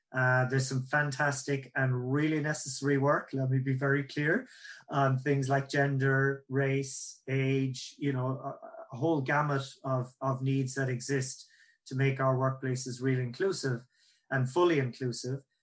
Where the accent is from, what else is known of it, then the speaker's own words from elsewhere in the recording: Ireland; accent: Irish; that's my Irish accent